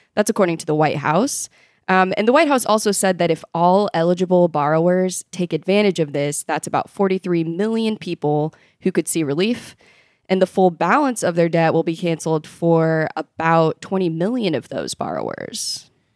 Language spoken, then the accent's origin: English; Nebraska, United States; my home state, Nebraska